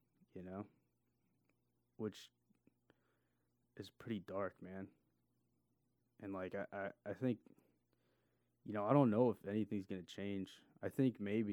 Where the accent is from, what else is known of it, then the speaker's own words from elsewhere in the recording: California, United States; I'm from California